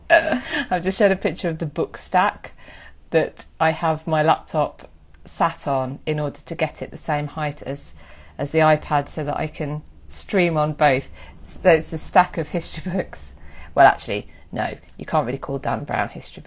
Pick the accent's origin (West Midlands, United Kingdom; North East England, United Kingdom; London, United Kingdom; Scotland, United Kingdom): West Midlands, United Kingdom; I was from the West Midlands where I was born